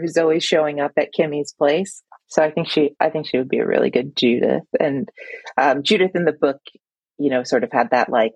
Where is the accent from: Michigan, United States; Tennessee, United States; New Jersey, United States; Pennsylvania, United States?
Michigan, United States; moved away as an adult; now in Boston, United States; I moved to Boston from Michigan